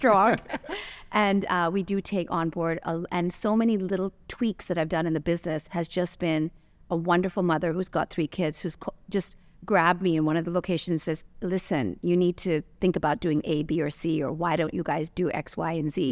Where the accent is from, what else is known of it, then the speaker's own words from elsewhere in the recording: Canada; also born or lived in London, United Kingdom / Los Angeles, United States / Santa Monica, California, United States; now in Dubai, United Arab Emirates; I was born in London and I was raised in Canada